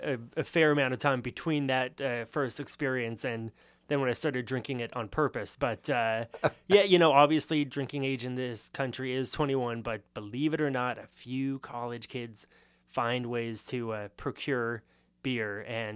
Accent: Los Angeles, California, United States; That is correct. So being from Los Angeles, you would think that because it is the second biggest city in the country, it must have a pretty good beer culture.

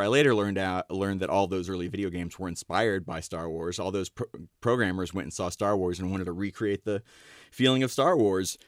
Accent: Ashland, Ohio, United States; I grew up in Ashland, Ohio

